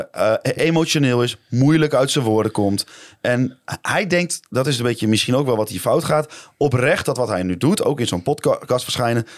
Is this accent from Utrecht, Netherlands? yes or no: no; Dalfsen, Overijssel, Netherlands; moved away; ik kom uit Dalfsen, dat ik dan nu zeg, nou, dan ga ik wel weer in Dalfsen wonen